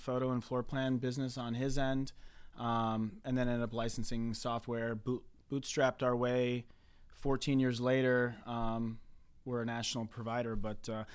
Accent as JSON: {"language": "English", "region": "Michigan", "country": "United States", "tie": "born or raised there", "said": "I grew up in Michigan."}